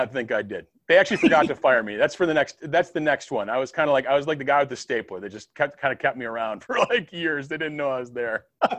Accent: Ireland; Well, as you know, I am Irish

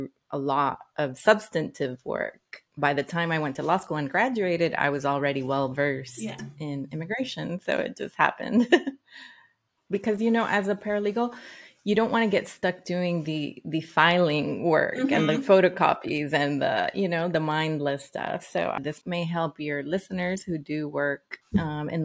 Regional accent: Nicaragua; also born or lived in Washington, D.C.; now in United States; I am from Nicaragua, so I went through the immigration process myself

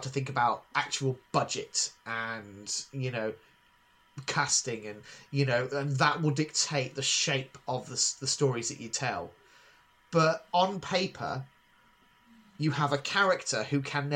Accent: Northamptonshire, East Midlands, United Kingdom; I grew up in Northamptonshire in the mid-1990s.

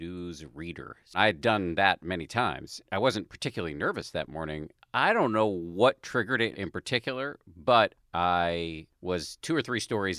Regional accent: Massachusetts, United States; I grew up in the People's Republic of Massachusetts

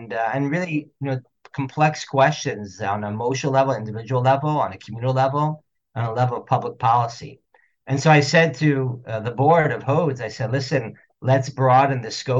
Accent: Houston, Texas, United States; my father, of blessed memory, was a prominent bioethicist in Houston, Texas, where I was born and raised.

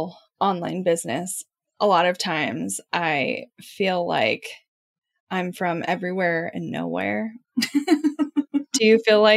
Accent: Midwest, United States; I am from the Midwest and have a lot of small town things that happen to me.

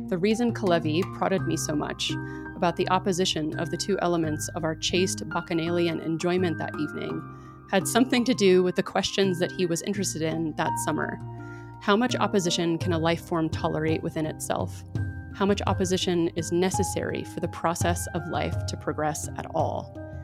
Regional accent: Dallas, Texas, United States; I grew up in Dallas, so I grew up in the South

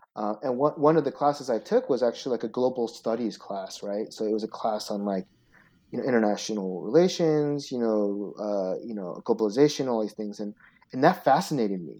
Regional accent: Seattle, Washington, United States; also born or lived in Chicago; I was born in Chicago, but my dad went to the University of Washington. Um, and so he, so we grew, I grew up in Seattle

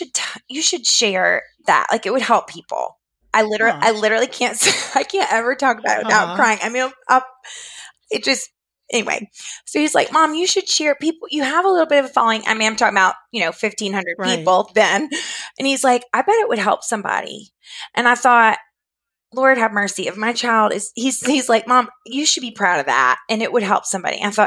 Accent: Florida, United States; moved away as an adult; now in Richmond, United States; I was raised in Florida, but my parents are from Georgia and North Carolina. So, and I'm living in Virginia now

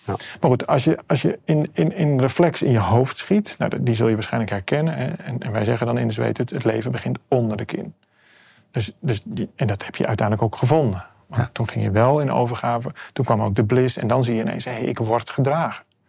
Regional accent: Amsterdam, North Holland, Netherlands; Ik kom uit Amsterdam, ik woon op een boot

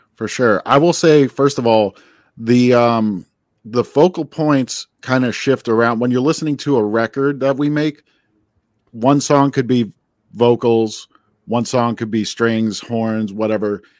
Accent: New Jersey, United States; also born or lived in Queens, New York; I grew up in New Jersey

